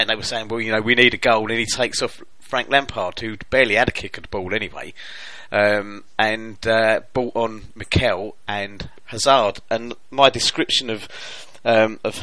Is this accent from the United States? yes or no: no; England, United Kingdom; I'm English